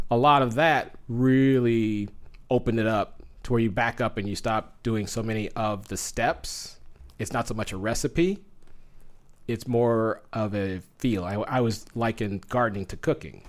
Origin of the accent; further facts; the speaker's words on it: Southern California, United States; moved away as an adult; now in Phoenix, United States; growing up in Southern California